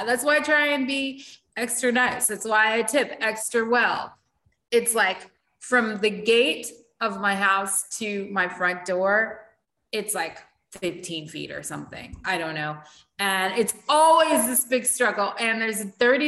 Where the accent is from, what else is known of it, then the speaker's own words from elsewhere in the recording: United States; accent: American; now in Barbados; my American accent